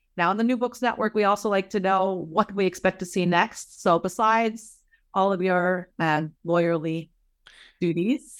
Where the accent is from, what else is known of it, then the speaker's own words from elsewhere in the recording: United States; as an American